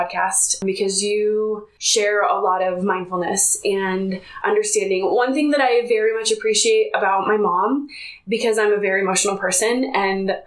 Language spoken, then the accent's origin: English; Bay Area, California, United States; now in Utah, United States; I grew up in the Bay Area, California, and they are very liberal out there.